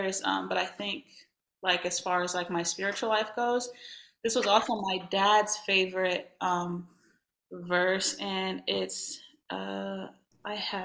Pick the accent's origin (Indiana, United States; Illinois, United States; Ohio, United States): Indiana, United States; I'm from Indiana